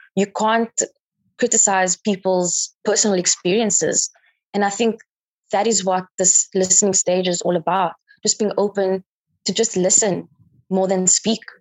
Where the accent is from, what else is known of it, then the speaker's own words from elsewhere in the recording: South Africa; from South Africa